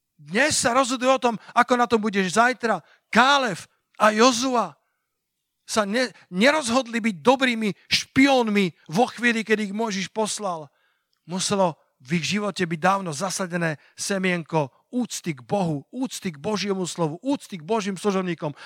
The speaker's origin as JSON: {"language": "Slovak", "town": "Sliač", "region": "Banská Bystrica Region", "country": "Slovakia", "tie": "born or raised there", "moved": "as an adult", "said": "A Sliač je moje rodné mesto. Sliač je mesto, kde som prežil 18 rokov svojho života"}